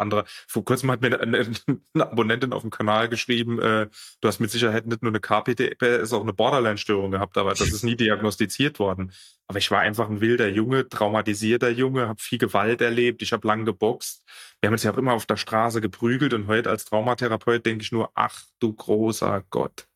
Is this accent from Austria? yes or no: no; France; wo ich groß geworden bin, ich bin in Frankreich groß geworden